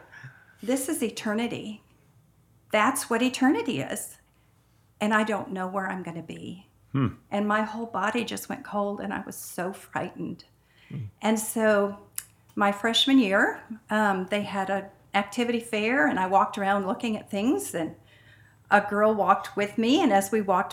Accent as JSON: {"language": "English", "region": "Michigan", "country": "United States", "tie": "born or raised there", "said": "I grew up in Michigan"}